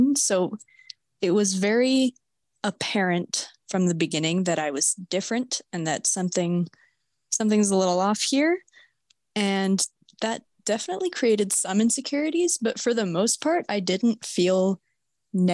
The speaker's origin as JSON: {"language": "English", "town": "Vernon", "region": "British Columbia", "country": "Canada", "said": "I am from Vernon, BC"}